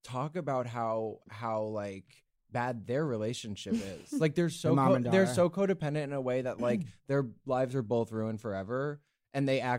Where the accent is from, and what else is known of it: Northport, New York, United States; born or raised there; moved away